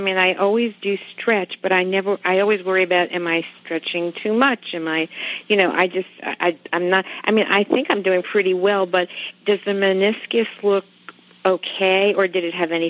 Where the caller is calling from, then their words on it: Springfield, Virginia, United States; I'm calling from Springfield, Virginia.